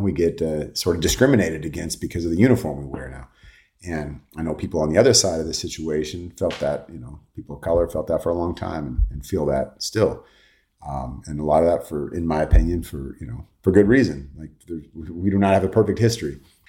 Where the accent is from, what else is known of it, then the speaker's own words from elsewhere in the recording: California, United States; So I grew up in the Bay, so I'm a huge Niner fan.